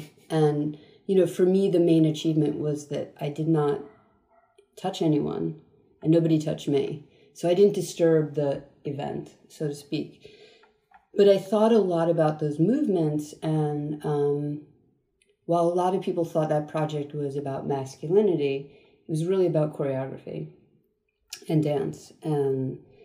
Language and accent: English; United States; also born or lived in Queens, New York / Long Island, New York / New Jersey / Germany; So I was born in Queens. Right. And moved at 5 to Long Island and then New Jersey.